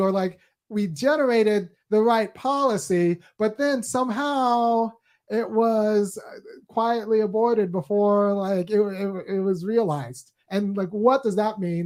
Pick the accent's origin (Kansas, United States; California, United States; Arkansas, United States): California, United States; I'm from California, and I spent, you know, most of my life in California